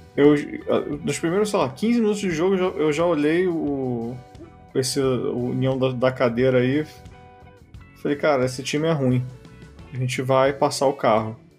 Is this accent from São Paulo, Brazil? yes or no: no; Rio de Janeiro, Brazil; eu sou carioca